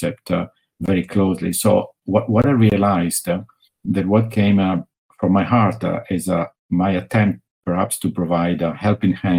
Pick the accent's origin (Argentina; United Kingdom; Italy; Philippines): Italy; accent: Italian; English is a second language; I'm from Italy, which you got it from my accent by now